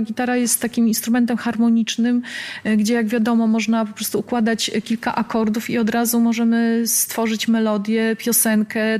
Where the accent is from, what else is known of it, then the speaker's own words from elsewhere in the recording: Łódź, Łódź Voivodeship, Poland; moved away as an adult; now in Warsaw, Poland; ja pochodzę z Łodzi, mieszkam obecnie w Warszawie